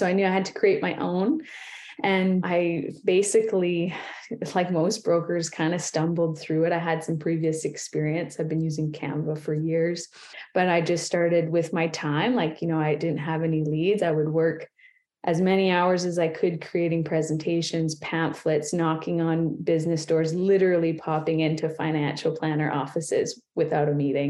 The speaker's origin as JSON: {"language": "English", "region": "Ontario", "country": "Canada", "moved": "as an adult", "lives_now": "Kamloops, Canada", "said": "I'm from Ontario"}